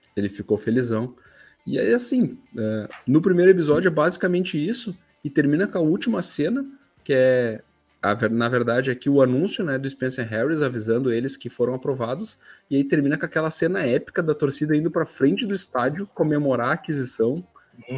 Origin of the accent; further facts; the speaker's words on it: Brazil; a gente é brasileiro